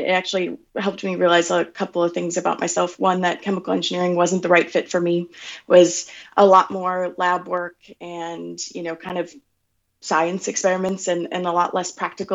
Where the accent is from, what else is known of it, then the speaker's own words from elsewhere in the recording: Wisconsin, United States; moved away as an adult; now in San Francisco, United States; I grew up in Amaro, Wisconsin, a really small little town between Milwaukee and Green Bay.